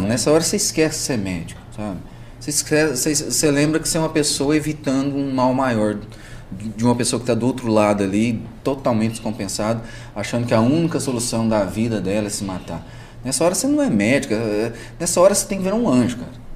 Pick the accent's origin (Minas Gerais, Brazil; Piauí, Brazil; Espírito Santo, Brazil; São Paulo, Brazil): Minas Gerais, Brazil; Itapagipe; moved away as an adult; also born or lived in Caldas / Maringá, Paraná; É a minha cidade natal mesmo, que é a região ali de Itapajipe, Minas Gerais, Campina Verde também, Frutal, Triângulo